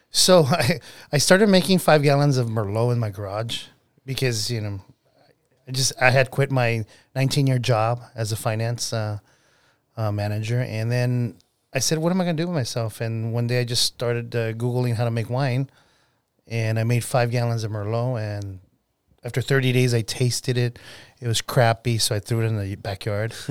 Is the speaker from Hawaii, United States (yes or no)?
no; California, United States; also born or lived in Mula, Spain; California, born and raised. Yeah. Well, no, I was born in Spain, but I was raised in uh, California.